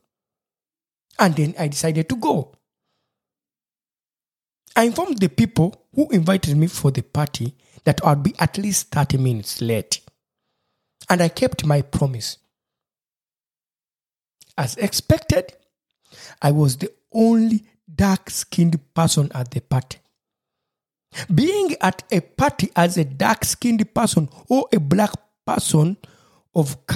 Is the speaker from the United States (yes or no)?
no; Uganda; moved away as an adult; now in Marburg, Germany; I was coming from Uganda, East Africa, Africa